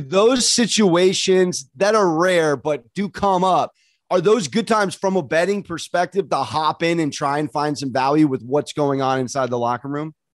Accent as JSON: {"language": "English", "town": "San Diego", "region": "California", "country": "United States", "tie": "born or raised there", "said": "I'm a San Diego kid"}